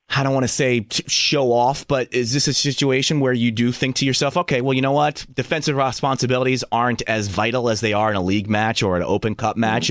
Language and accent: English; Philadelphia, Pennsylvania, United States; born or raised there